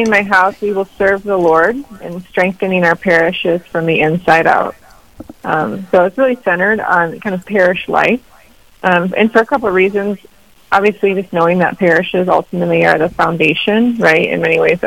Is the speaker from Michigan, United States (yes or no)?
yes; Grand Rapids, Michigan, United States; moved away as an adult; now in Rapid City, United States; I'm originally from Michigan, Grand Rapids area, so west